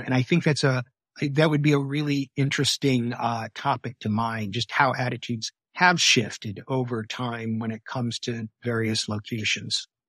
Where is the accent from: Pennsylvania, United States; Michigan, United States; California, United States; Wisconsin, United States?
Michigan, United States; I grew up in Michigan